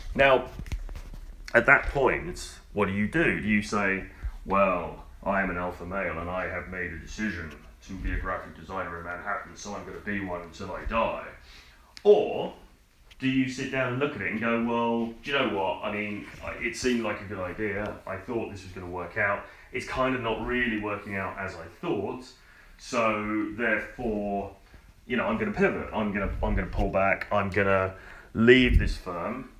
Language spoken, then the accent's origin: English; United Kingdom; also born or lived in London; I'm a British guy. I'm standing in an apartment in in London